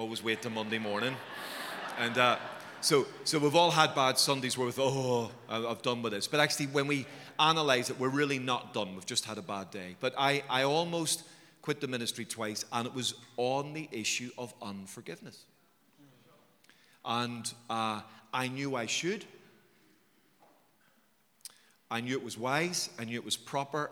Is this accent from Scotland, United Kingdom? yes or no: no; Belfast, Northern Ireland, United Kingdom; I was raised in Belfast